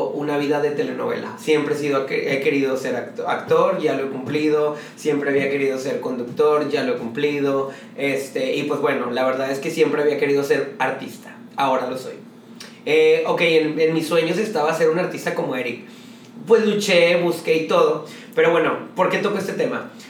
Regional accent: Guadalupe, Nuevo León, Mexico; born there; Tengo 31 años y nací el 27 de octubre de 1989, orgullosamente guadalupeque, porque nací en la Clínica 4 de Guadalupe, Nuevo León.

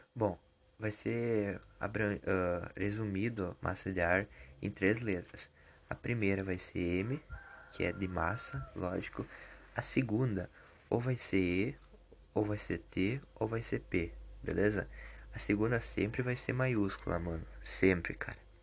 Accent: southern Brazil, Brazil; eu sou sulista

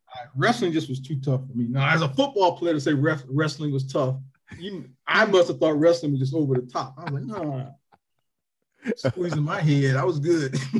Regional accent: Toledo, Ohio, United States; also born or lived in Greenwood, Mississippi; when people ask me where I'm from, I say Ohio. I say Toledo

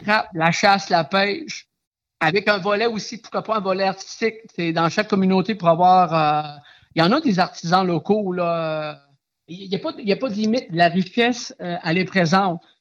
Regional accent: Aguanish, Quebec, Canada; je suis natif d'Aguaniche

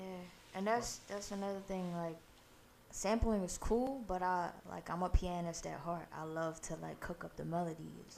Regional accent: New York City, New York, United States; born or raised there; also born or lived in Guyana

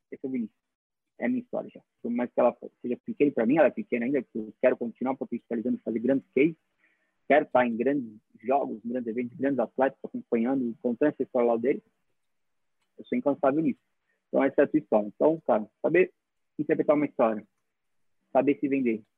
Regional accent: Brazil; como brasileiro

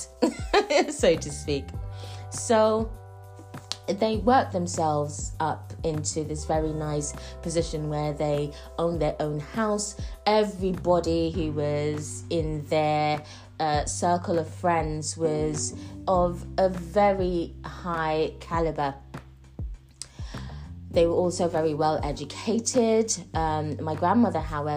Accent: St. Lucia; moved away; also born or lived in United Kingdom; I grew up on the island of St. Lucia. I am Jamaican and St. Lucian and born in the UK.

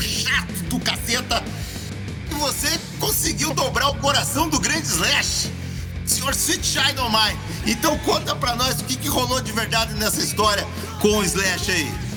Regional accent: Curitiba, Paraná, Brazil; nasci aqui na Vila Guaíra, nasci de quatro meses

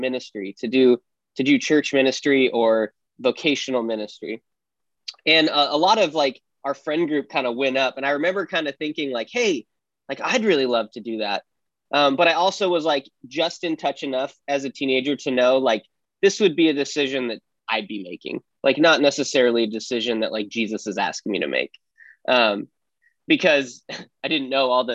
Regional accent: Wyoming, United States; I grew up in Wyoming, in a big town for Wyoming, small town for everywhere else

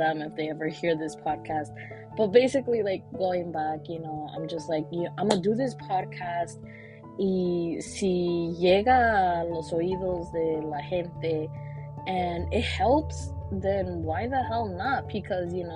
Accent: New York City, New York, United States; also born or lived in Brooklyn, New York City; I was born in New York City, born in Brooklyn, but raised in Washington Heights

